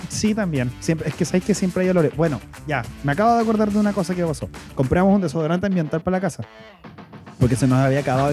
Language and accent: Spanish; Chile; me encanta ser chileno